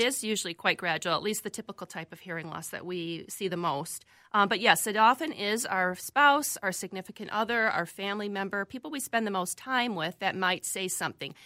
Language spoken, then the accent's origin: English; Chicago, Illinois, United States; moved away as an adult; also born or lived in Valparaiso, Indiana / Florida; now in Minnesota, United States; I grew up, like I said, in the Midwest, lived in the suburbs of Chicago, both in the Illinois side and briefly in the Indi-, Indiana side